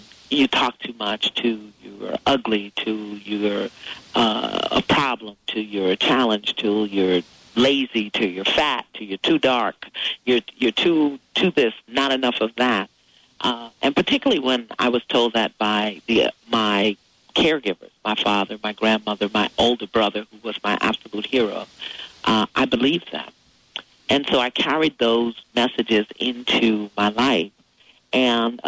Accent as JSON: {"language": "English", "town": "New York City", "region": "New York", "country": "United States", "tie": "born or raised there", "said": "as an African-American in the 50s growing up in New York City"}